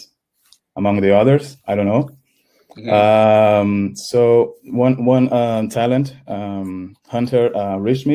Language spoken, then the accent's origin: English; Brazil; moved away as an adult; now in Germany; I'm from Brazil.